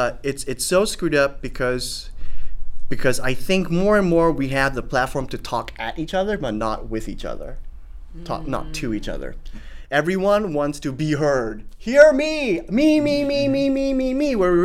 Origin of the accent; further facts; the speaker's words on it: Singapore; now in United States; when I first came to the States, it was like, oh, you know, I'm a Singaporean. I have the ability to extricate myself and run back to Singapore at any one time.